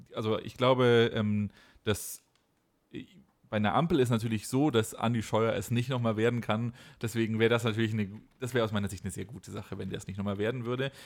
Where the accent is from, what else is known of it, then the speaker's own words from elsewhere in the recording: Baden-Württemberg, Germany; now in Rhineland-Palatinate, Germany; ich bin ja schon gebürtiger Baden-Württemberger, aber ich wohne jetzt in Rheinland-Pfalz